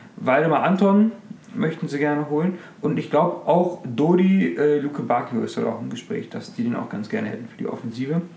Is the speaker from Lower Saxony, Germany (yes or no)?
yes; Hanover, Lower Saxony, Germany; als Hannoveraner